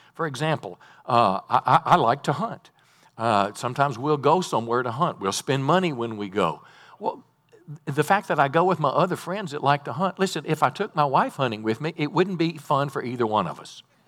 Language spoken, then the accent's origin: English; North Mississippi, United States; I was raised in Mississippi, North Mississippi